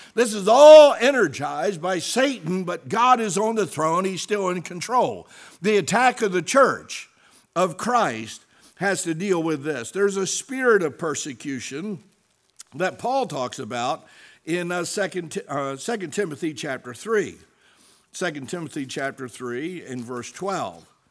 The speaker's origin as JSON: {"language": "English", "country": "United States", "said": "I stand fast as an American. I stand fast as a citizen of the United States of America."}